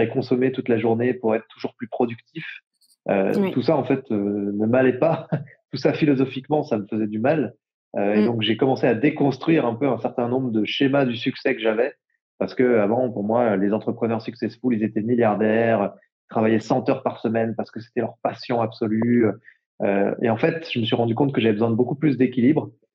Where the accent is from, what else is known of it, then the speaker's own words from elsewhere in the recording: Jura, Bourgogne-Franche-Comté, France; j'ai grandi dans le Jura